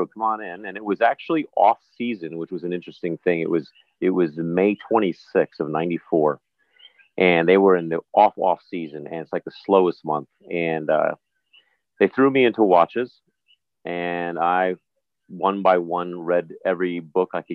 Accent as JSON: {"language": "English", "region": "New Jersey", "country": "United States", "tie": "born or raised there", "also_born_or_lived": "New York area", "moved": "as an adult", "lives_now": "U.S. Virgin Islands", "said": "I was raised in the New York area, in Jersey predominantly"}